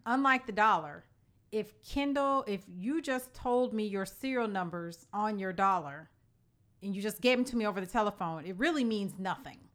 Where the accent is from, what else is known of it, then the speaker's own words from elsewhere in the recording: Illinois, United States; the state of Illinois, my home state